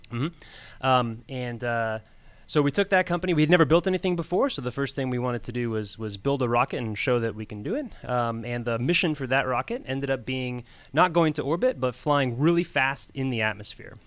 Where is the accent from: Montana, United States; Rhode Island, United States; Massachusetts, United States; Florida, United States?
Florida, United States; moved away as an adult; also born or lived in New York; now in Georgia, United States; I was born in New York, but grew up in Florida